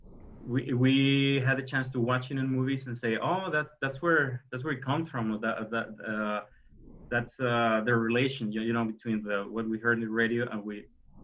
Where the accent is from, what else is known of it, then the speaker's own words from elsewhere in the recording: Mexico; we actually here in Mexico